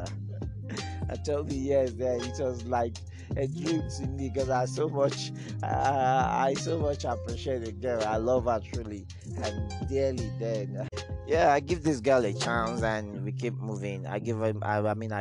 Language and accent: English; Ilorin, Kwara, Nigeria; I'm from Ilorin, an indigenous of Agbaji to be precise. That's where I'm from.